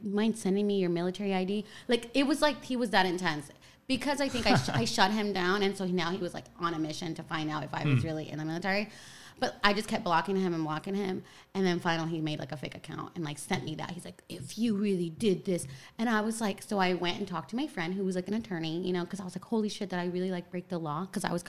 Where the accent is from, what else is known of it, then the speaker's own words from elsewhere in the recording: Sacramento, California, United States; also born or lived in El Salvador / Atlanta, Georgia; now in Los Angeles, United States; To Sacramento, California. Okay. That's where I was raised. So I'm from Sactown, 916.